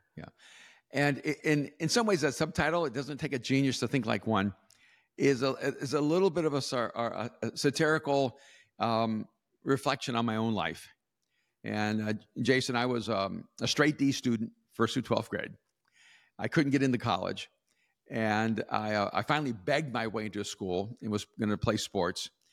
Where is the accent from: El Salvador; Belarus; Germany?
El Salvador; also born or lived in West Coast, United States; now in United States; I'm from El Salvador